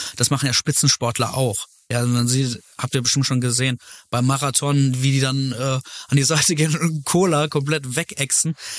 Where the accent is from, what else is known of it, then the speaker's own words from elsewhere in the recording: Velbert, North Rhine-Westphalia, Germany; also born or lived in Essen / Heiligenhaus; Ich bin in Fellbad geboren